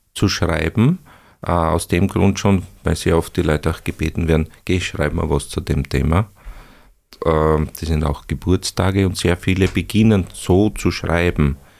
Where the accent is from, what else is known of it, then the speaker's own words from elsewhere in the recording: Upper Styria, Austria; also born or lived in Bruck an der Mur / Breitenau / Graz; ich stamme auch aus der Obersteiermark